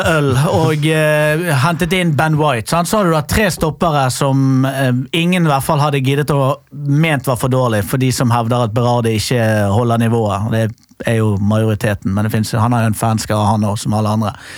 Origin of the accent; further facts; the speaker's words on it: Bergen, Vestland, Norway; now in Oslo, Norway; skal jo selvfølgelig da flytte tilbake til Fyllingsdal.